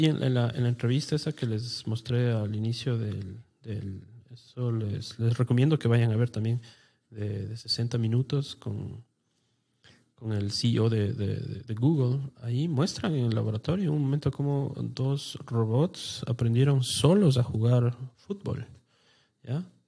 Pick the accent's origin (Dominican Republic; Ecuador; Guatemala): Ecuador